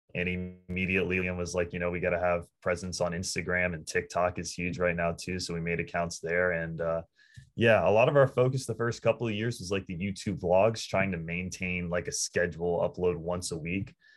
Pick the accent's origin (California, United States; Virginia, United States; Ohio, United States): Virginia, United States; Northern; We're in Northern Virginia